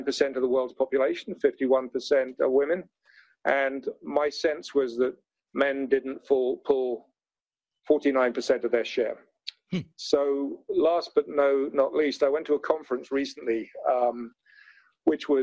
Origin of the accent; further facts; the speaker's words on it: London, United Kingdom; I was brought up in London, as you might tell from my accent.